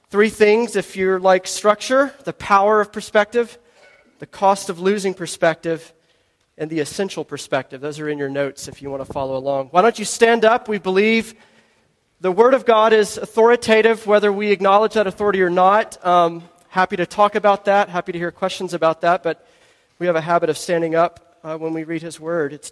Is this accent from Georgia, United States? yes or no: yes; Georgia, United States; moved away as an adult; So, I am a Southerner. I am a Georgian. First 25 years of my life, I lived in Georgia. I was raised in Georgia. I didn't leave that much.